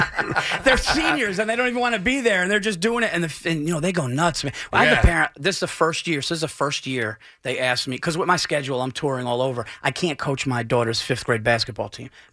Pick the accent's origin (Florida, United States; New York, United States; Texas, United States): New York, United States; Yonkers; I was born in Yonkers. I'm a Westchester guy.